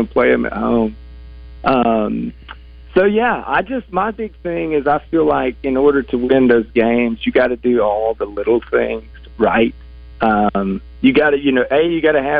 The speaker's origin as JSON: {"language": "English", "region": "Arkansas", "country": "United States", "tie": "born or raised there", "said": "growing up in Arkansas"}